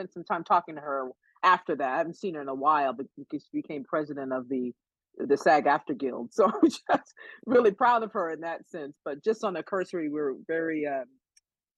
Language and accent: English; the East, East Coast, United States; moved away as an adult; also born or lived in New York; now in Los Angeles, United States; I'm from the East.